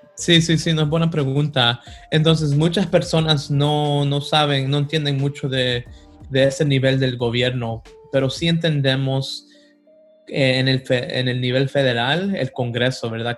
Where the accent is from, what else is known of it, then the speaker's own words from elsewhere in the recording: Sanford, North Carolina, United States; also born or lived in Los Angeles, California; nací en Los Ángeles, California, pero venimos a Carolina como cuando tenía como siete años, a un condado que se llama Lee, el condado de Lee Ah, en Sanford